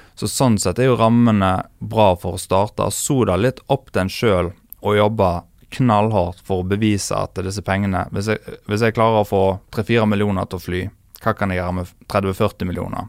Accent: Bømlo, Vestland, Norway; Jeg er jo ikke fra Os, jeg er bømling

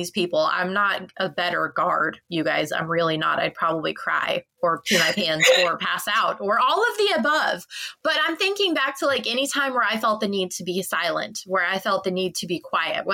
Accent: United States; I'm from the States

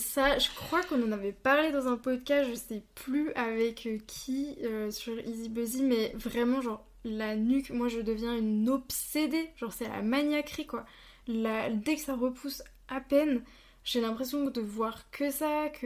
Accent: Bourgogne-Franche-Comté, France; moved away as an adult; now in Alsace, France; je viens de Franche-Comté

